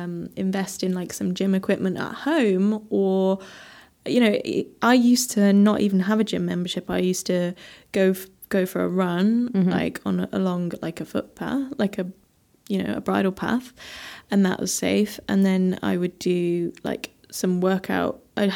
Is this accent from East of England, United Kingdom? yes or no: no; West Midlands, United Kingdom; now in London, United Kingdom; But where I grew up in Staffordshire, I know that, you know, I used to drive to the gym.